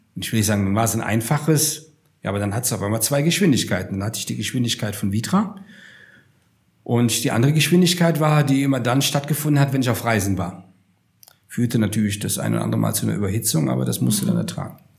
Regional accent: Rhineland, Germany; moved away as an adult; also born or lived in Upper Palatinate / Munich; als ich meine Heimat verlassen habe, vor 22 Jahren, und bin von, vom, hm, vom, äh, von, äh, vom Rheinland quasi in die Oberpfalz gezogen

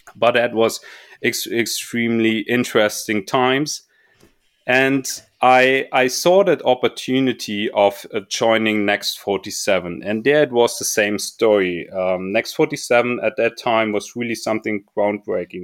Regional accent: Munich, Bavaria, Germany; I was growing up in Munich and or close by Munich at least

